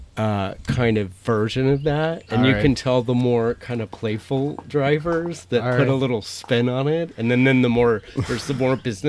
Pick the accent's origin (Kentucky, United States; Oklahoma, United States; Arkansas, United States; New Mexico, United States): New Mexico, United States; Roswell; my hometown in New Mexico in Roswell